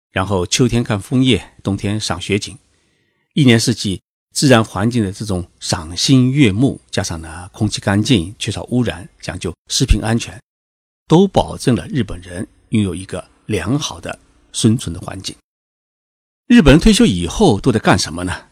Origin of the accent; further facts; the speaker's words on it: China; now in Tokyo, Japan; 我们中国人